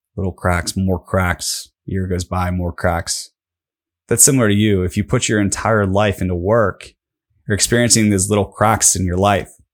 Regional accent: Pittsburgh, Pennsylvania, United States; I'm from Pittsburgh

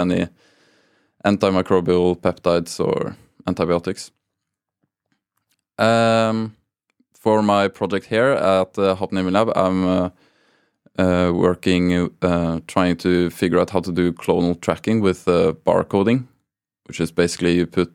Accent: Oslo, Norway; also born or lived in Tromsø; born and raised in Oslo

